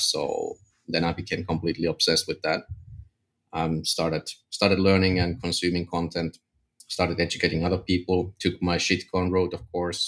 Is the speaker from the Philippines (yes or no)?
no; Finland; I'm from Finland